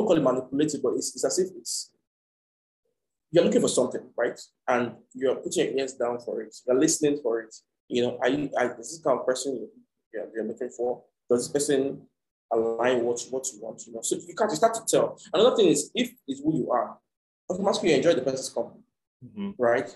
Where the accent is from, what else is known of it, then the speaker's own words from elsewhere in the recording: Nigeria; I'm from Nigeria, you know, and I go back and forth